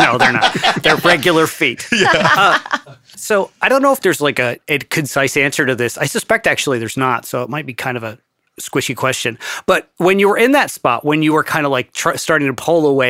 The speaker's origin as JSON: {"language": "English", "region": "New York", "country": "United States", "tie": "born there", "said": "yeah, because I was born poor in the Adirondacks."}